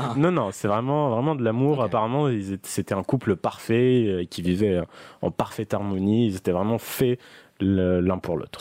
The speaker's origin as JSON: {"language": "French", "region": "southern France", "country": "France", "accent": "southern", "said": "j'ai un accent euh, du sud"}